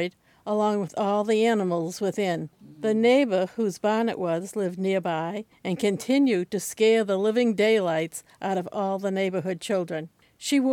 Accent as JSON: {"language": "English", "town": "Boston", "region": "Massachusetts", "country": "United States", "accent": "Boston", "said": "I'm from Boston. This is the city of Boston"}